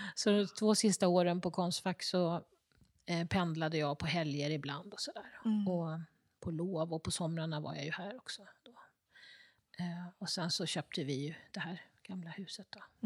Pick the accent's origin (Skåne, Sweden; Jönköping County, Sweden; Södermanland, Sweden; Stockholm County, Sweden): Stockholm County, Sweden; Stockholm; Från söder om Söder eh, i Stockholm. Där jag är uppvuxen